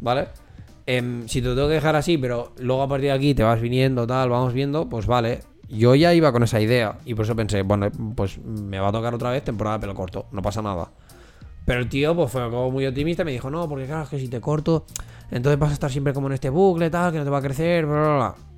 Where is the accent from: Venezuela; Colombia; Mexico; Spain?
Spain; Corró, Catalonia; Somos de Curro